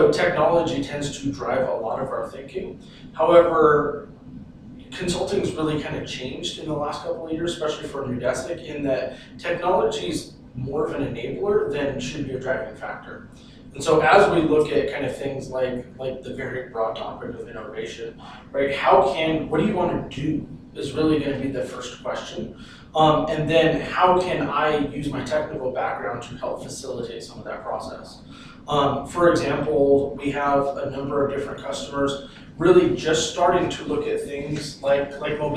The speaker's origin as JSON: {"language": "English", "region": "Southern California", "country": "United States", "tie": "born or raised there", "moved": "as an adult", "lives_now": "Phoenix, United States", "said": "I'm originally from Southern California. Spent just about my entire life there. Recently moved to Phoenix"}